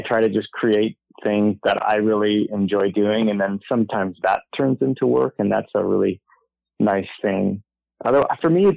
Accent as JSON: {"language": "English", "region": "Southern California", "country": "United States", "tie": "born or raised there", "said": "I grew up in Southern California"}